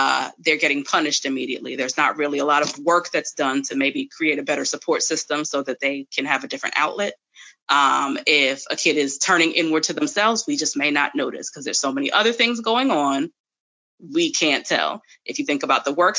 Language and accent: English; New York, United States; moved away; I'm from New York originally